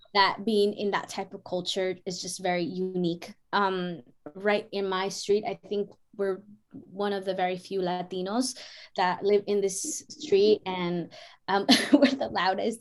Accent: San Rafael, California, United States; moved away; I grew up in Canal too for for a small period of time, and yeah. we lived in apartments

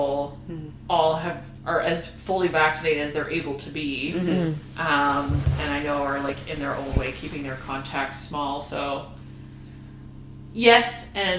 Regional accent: Hamilton, Ontario, Canada; first language English; moved away as an adult; also born or lived in Prince Edward Island; now in Ottawa, Canada; Born and raised in Hamilton. Right now I'm living in Ottawa

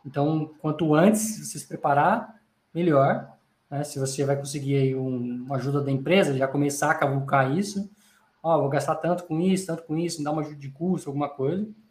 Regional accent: Brazil; sou do Brasil

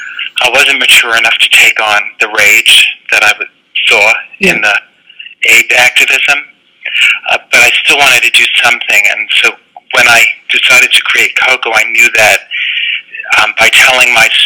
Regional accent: Bronx, New York, United States; Well, I grew up in the Bronx, and it was a pleasant neighborhood, but it was in the 70s

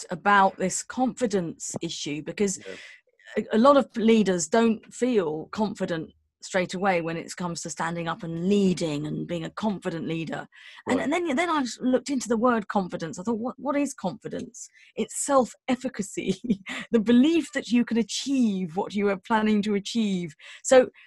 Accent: London, United Kingdom; I'm from London, so I had to pass my test in London, and, you know, like driving around West London

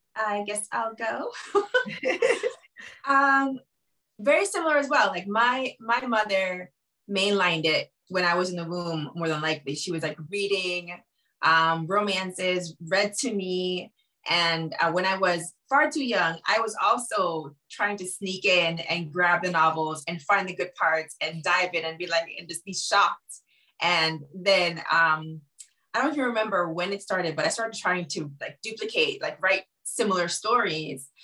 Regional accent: Jamaica; now in Madrid, Spain; I am originally from Jamaica and I'm right now living in Madrid

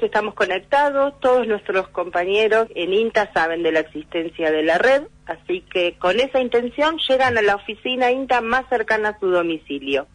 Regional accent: Coronel Suárez, Buenos Aires Province, Argentina; yo soy nacida en Coronel Suárez, y cuando regreso a mi ciudad, después de haber vivido en Buenos Aires

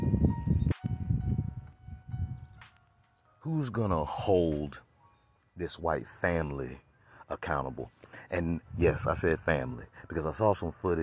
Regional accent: Florida, United States; I'm from Florida

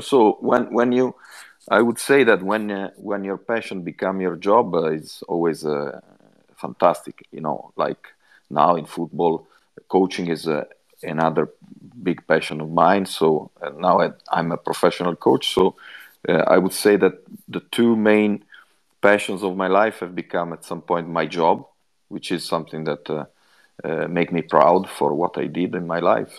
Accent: Genoa, Liguria, Italy; English is a second language; also born or lived in Swindon; at the moment I'm in my hometown in Genoa

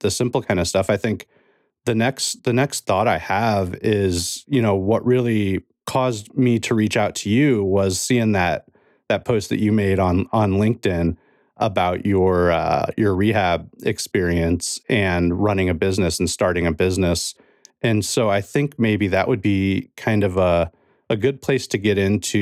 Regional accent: Ozarks, Missouri, United States; I grew up in the Ozarks too, in the northern half of the Ozarks up here in Missouri

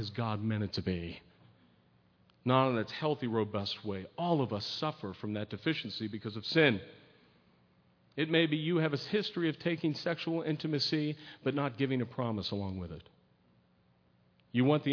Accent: United States; I was born and raised in America

